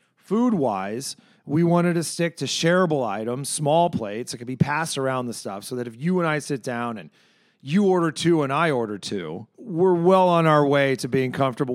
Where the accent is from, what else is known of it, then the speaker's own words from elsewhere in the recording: Chicago, Illinois, United States; I'm a Chicagoan.